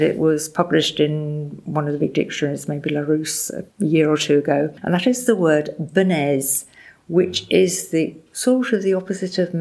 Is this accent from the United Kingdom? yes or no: yes; England, United Kingdom; accent: English; moved away as an adult; now in France; I have a very strong English accent